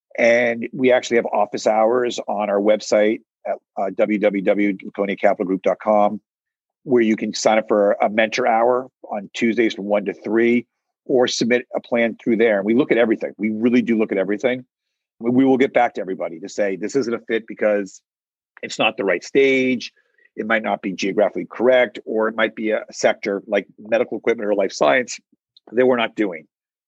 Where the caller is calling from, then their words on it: New York City, New York, United States; I am in New York City, and I'm actually in my office.